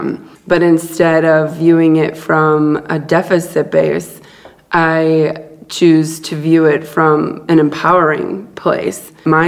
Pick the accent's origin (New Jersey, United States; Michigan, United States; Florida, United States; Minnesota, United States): Minnesota, United States; Duluth; born there; And I was born in Duluth, Minnesota, and then was in a foster home for the first 3 months of my life until my family came and got me.